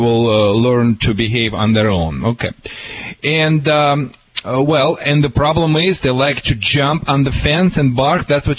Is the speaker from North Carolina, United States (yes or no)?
no; California, United States; accent: California; I hope you understand my accent too. It's a California accent.